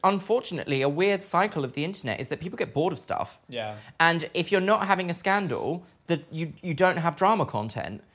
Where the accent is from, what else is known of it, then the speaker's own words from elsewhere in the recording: Brighton, South East England, United Kingdom; I grew up in Brighton, which is meant to be like gay capital of the UK